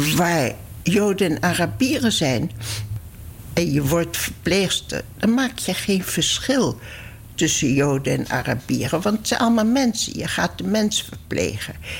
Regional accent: Netherlands; moved away; also born or lived in Palestine; ik ben geen Duitse ik ben een Nederlandse

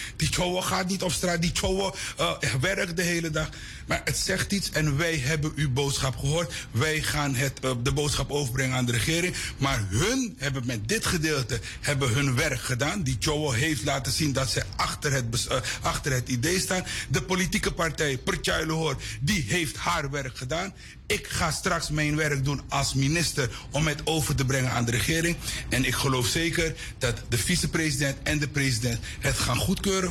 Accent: Suriname; ik ben een trotse Surinamer van Javaanse komaf

